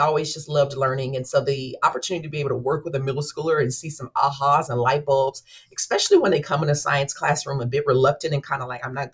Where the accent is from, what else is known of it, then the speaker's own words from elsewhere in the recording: Dallas, Texas, United States; moved away as an adult; now in Wichita, United States; I was born and raised in Dallas, graduated from Dallas Independent School District